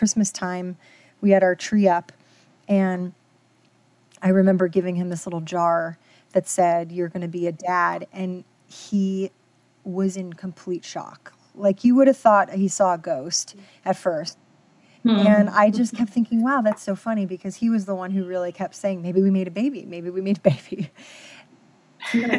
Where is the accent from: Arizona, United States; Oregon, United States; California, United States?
California, United States; Los Angeles; moved away as an adult; now in Nashville, United States; I am originally from Los Angeles, and I met my husband about 5.5 years ago, and he is from Nashville